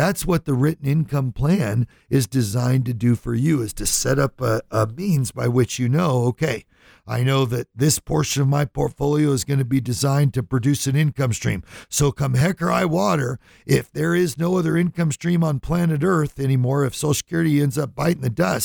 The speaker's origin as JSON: {"language": "English", "town": "Lodi", "region": "California", "country": "United States", "tie": "born or raised there", "said": "I grew up in California, little town called Lodi"}